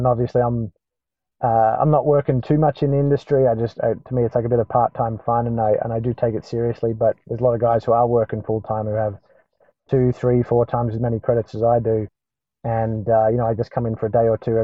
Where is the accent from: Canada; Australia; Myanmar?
Australia; moved away as an adult; now in Atlanta, United States; as Australians